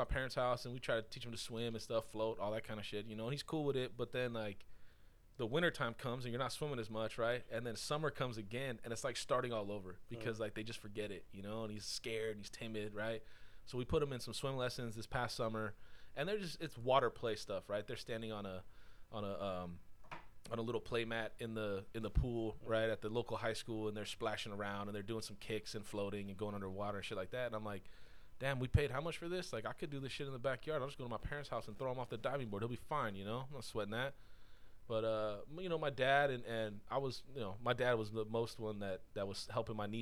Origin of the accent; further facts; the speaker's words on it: Buena Park, California, United States; I grew up in Buena Park.